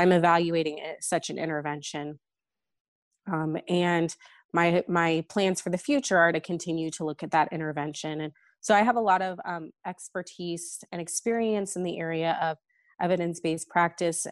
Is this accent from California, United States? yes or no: yes; California Bay Area, United States; moved away as an adult; also born or lived in St. Louis; now in Boston, United States; I am originally from the California Bay Area